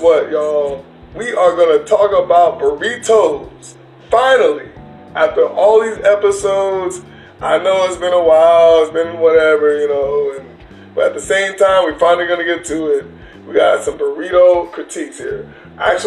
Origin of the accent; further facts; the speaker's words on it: Southern California, United States; I grew up in Southern California, and I grew up on burritos ever since I was a child